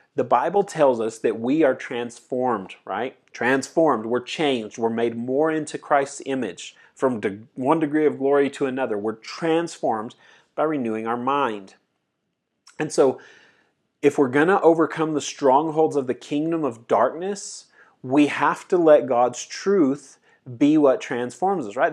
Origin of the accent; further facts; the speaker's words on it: United States; as an American, American teenager guy